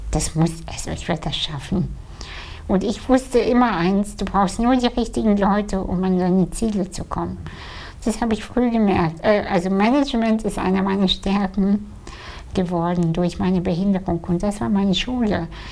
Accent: Kazakhstan; moved away; als Kind, ja, ich bin in einem Dorf aufgewachsen in Kasachstan

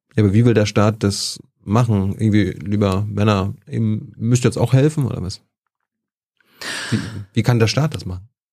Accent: Germany; ich komme ja aus der DDR

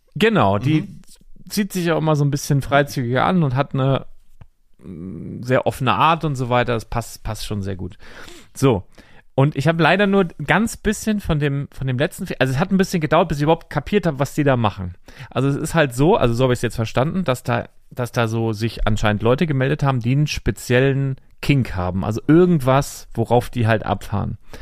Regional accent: Northern Germany, Germany; als Norddeutscher

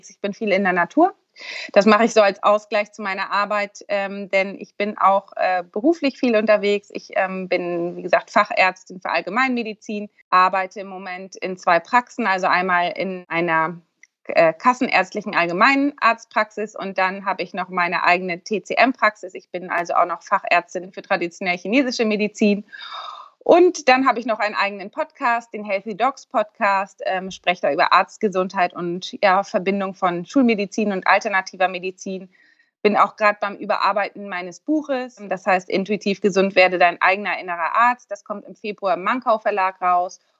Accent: Eutin, Schleswig-Holstein, Germany; ich bin ähm, 34 Jahre alt, ich komme aus Eutin, das ist zwischen Lübeck und Kiel, ganz im Norden.

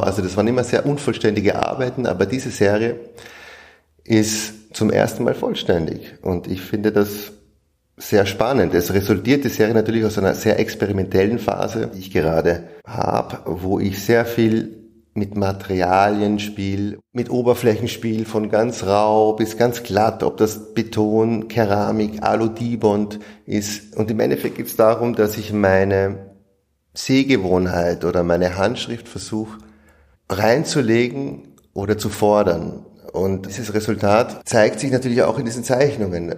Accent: Vienna, Austria; Ich komme aus Wien, bin hier aufgewachsen

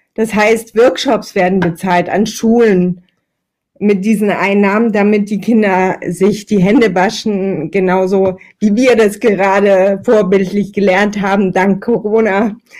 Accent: Meerane, Saxony, Germany; Ich bin in Mirane geboren, das liegt quasi in Italien, tatsächlich aber in äh, Sachsen bei Chemnitz und Zwickau. Ich habe dort ähm, ja eine sehr sehr schöne Kindheit verbracht

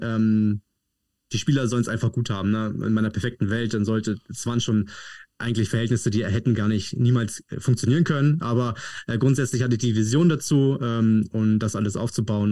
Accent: Padenstedt, Schleswig-Holstein, Germany; Padenstedt Kamp ist ein kleines Dorf unterhalb von Neumünster, liegt ziemlich genau zwischen Kiel und ja, Hamburg

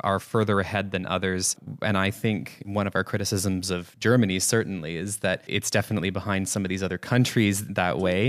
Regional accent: Canada; moved away; in my home country in Canada

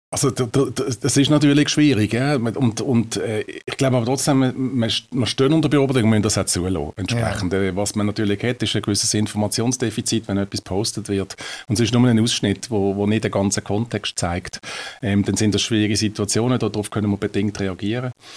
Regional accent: Riehen, Basel-Stadt, Switzerland; Ich bin in Riechen aufgewachsen

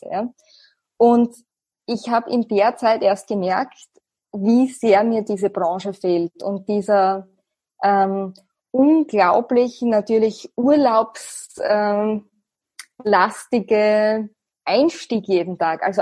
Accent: Austria; Österreich als mein Heimatland

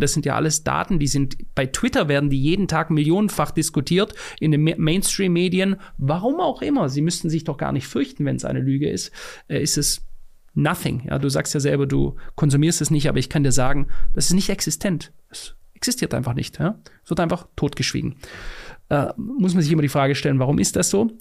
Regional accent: Germany; ich als Deutscher in Deutschland lebend

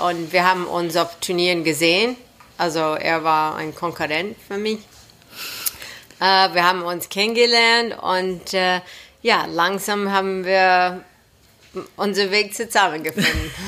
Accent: Los Angeles, California, United States; German is a second language; moved away as an adult; now in Germany; warum ich ganz nach Deutschland gekommen bin, aus Los Angeles, Kalifornien

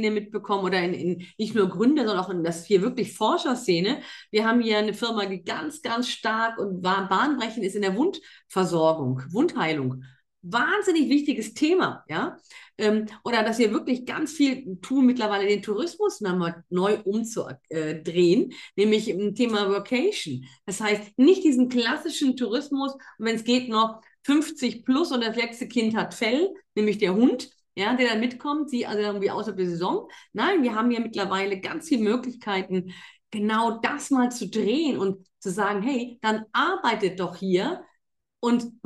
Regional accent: North Rhine-Westphalia, Germany; born there; Und ich bin gebürtig in NRW und glaub mir, da möchtest du nicht tot über den Zaun hängen.

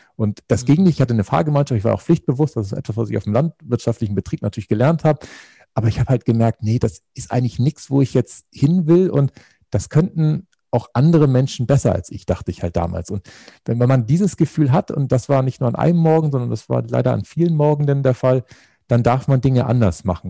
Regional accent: Northern Germany, Germany; moved away as an adult; also born or lived in Baden-Württemberg; ich bin auf dem Bauernhof groß geworden. Das ist tatsächlich etwas äh, in Norddeutschland

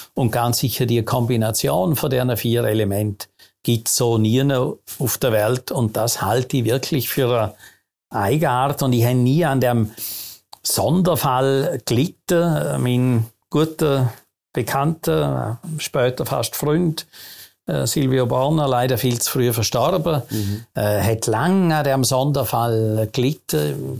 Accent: Vorarlberg, Austria; moved away as an adult; now in Switzerland; als gebürtiger Vorarlberger

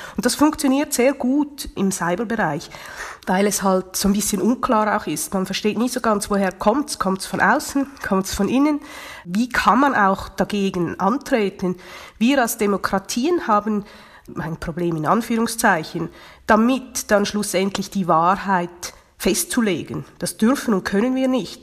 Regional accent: Switzerland; Bei uns in der Schweiz

